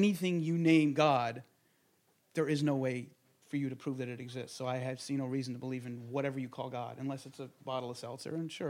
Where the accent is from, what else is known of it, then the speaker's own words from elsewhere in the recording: Monsey, New York, United States; I grew up in Muncie, which is sort of upstate-ish from New York City, about, yeah. I don't know, what, 15, 20 miles up north. Very right-wing, ultra-Orthodox, Hasidic.